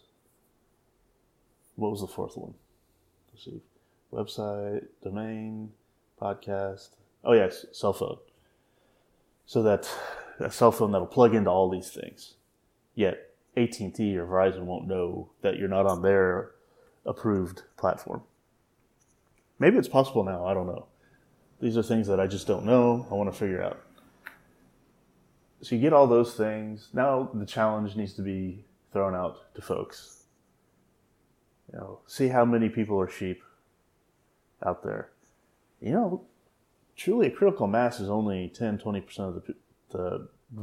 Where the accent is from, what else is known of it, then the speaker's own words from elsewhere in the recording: Texas, United States; my fellow Texans